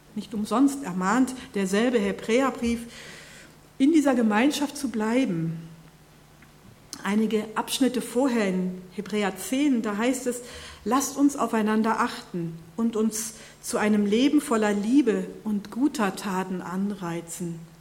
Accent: North Rhine-Westphalia, Germany; moved away; In meiner Heimat

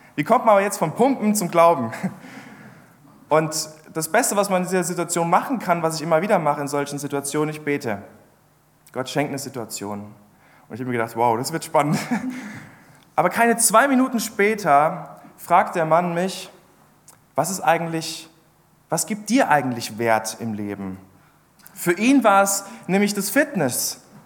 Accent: Ludwigshafen, Rhineland-Palatinate, Germany; moved away; ursprünglich komme ich aus der Pfalz

